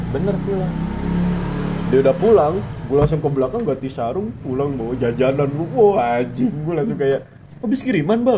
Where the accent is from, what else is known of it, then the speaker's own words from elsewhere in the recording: Jakarta, Indonesia; dia nyadar kan gue bilang gue dari Jakarta